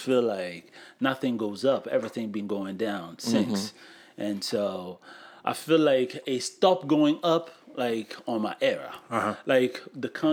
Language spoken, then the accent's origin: English; Central African Republic; English is a second language; now in United States; I'm from Central African Republic.